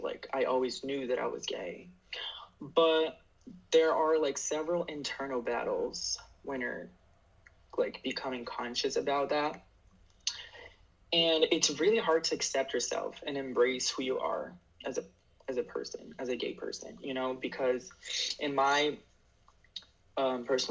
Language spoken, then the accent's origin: English; Harrison, New Jersey, United States; I'm Brazilian, and I'm from Harrison, New Jersey.